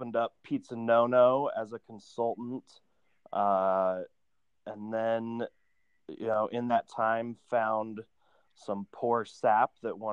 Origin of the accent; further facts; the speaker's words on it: Boise, Idaho, United States; now in Salt Lake City, United States; I grew up in Boise, Idaho, and at 15, my mom was like, get a job